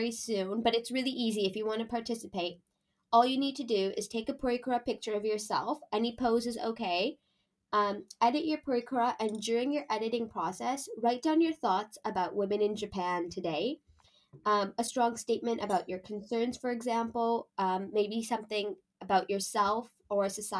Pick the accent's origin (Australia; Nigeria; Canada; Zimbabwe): Canada; I'm from Canada